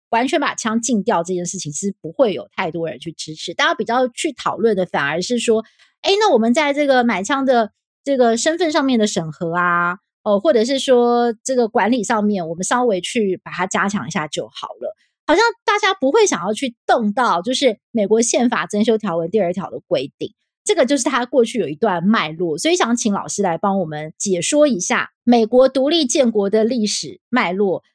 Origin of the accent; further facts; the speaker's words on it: Taiwan; 我是台湾人